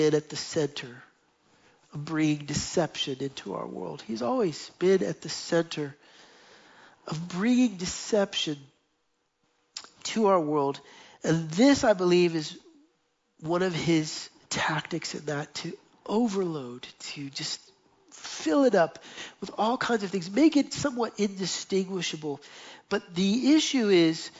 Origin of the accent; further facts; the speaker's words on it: United States; moved away as an adult; now in Jerusalem, Israel; we went back to the United States